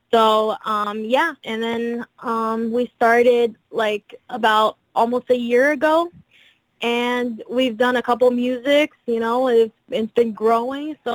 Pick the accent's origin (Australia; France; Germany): France; also born or lived in Brazil; Well, I'm Brazilian, so I was born in Brazil, but I was raised in France, and I've lived in different places all, all my life, so I know different cultures.